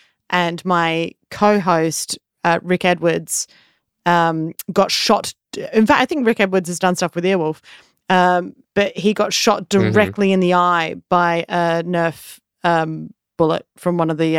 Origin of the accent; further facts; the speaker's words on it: Australia; I grew up in Australia, we say pants meaning trousers.